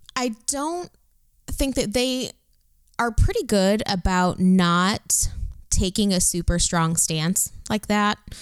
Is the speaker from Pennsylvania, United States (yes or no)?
no; Detroit, Michigan, United States; I'm from Detroit